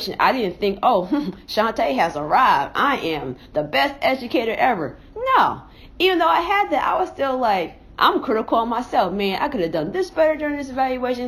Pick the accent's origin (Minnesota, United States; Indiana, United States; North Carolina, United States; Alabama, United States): Indiana, United States; Indianapolis; I'm from Indianapolis